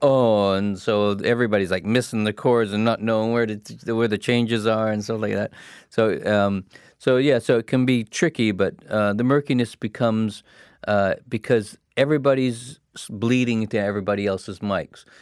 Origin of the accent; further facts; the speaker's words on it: Hamilton, Ontario, Canada; moved away; I came from Hamilton